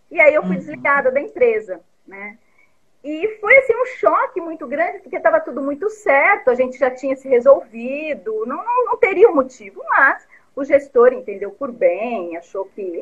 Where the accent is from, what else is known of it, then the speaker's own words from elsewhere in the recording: Vargem Grande do Sul, São Paulo, Brazil; born there; Eu sou nascida em Vargem Grande do Sul, uma cidadezinha do interior, e desde sempre eu quis morar numa cidade grande. Então eu saí muito cedo de lá, né?